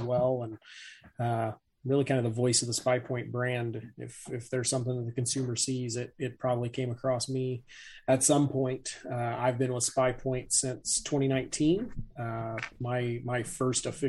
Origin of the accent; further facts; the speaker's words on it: Northeast Indiana, United States; I'm in Northeast Indiana. I'm between like Fort Wayne and Warsaw